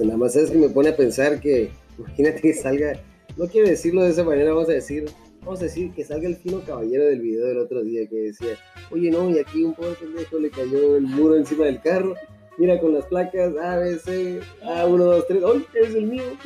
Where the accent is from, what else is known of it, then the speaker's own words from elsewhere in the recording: Mexico; somos finos, finos mexicanos unos güeros, unos más morenos, pero a fin de cuentas bien mexicanos